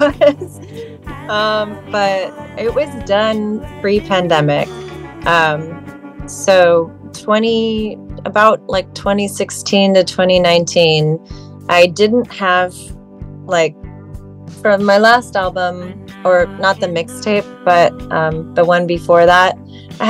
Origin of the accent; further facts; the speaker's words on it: Orange County, California, United States; moved away as an adult; now in San Francisco, United States; California originally. I grew up in Orange County